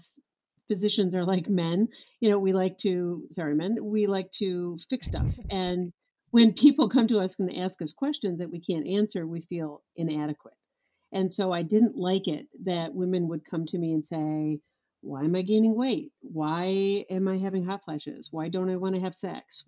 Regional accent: West Michigan, United States; I born and raised in West Michigan

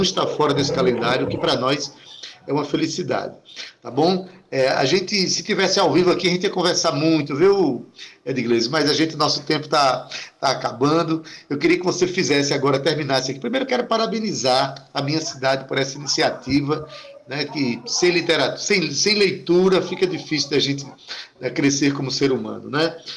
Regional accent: Itabaiana, Paraíba, Brazil; Itabaiana é a minha terra, a minha cidade

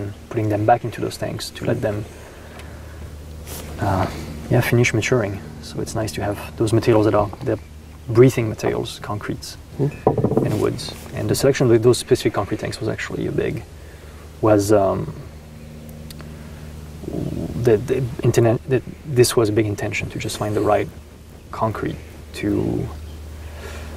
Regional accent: Rhône Valley, Auvergne-Rhône-Alpes, France; English is a second language; moved away as an adult; also born or lived in Burgundy, France; now in Oregon, United States; I grew up in the Rhone Valley. All my family is from the Loire Valley in France, but my parents moved into the Rhone Valley when I was 5 years old

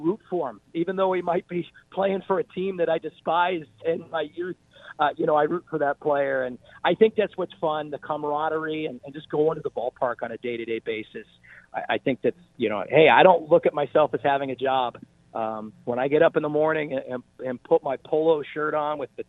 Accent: Pittsburgh, Pennsylvania, United States; moved away; I grew up in Pittsburgh, Pennsylvania

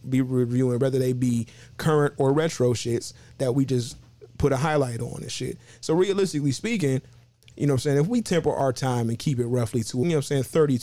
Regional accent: Cleveland, Ohio, United States; I'm from Cleveland

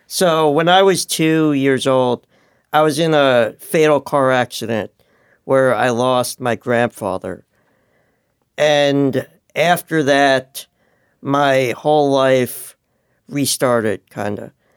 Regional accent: New York, United States; moved away; I'm originally from New York

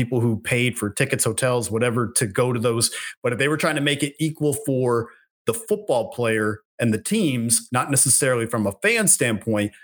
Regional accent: East Coast of Canada, Atlantic Canada, Canada; being from where I'm from there on the East Coast of Canada

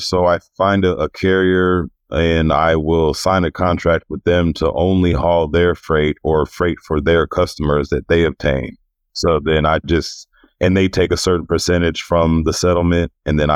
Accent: Houston, Texas, United States; I'm born and raised in Houston. I grew up on the southwest side of Houston in A-Leaf

